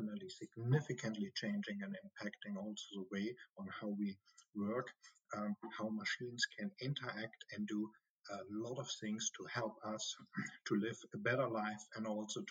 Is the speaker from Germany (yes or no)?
yes; Germany; accent: German; English is a second language; also born or lived in United States; I'm a German, as you can hear from my strong accent